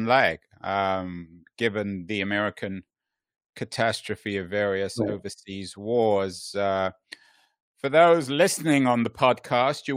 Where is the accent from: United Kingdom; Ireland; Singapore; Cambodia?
United Kingdom; moved away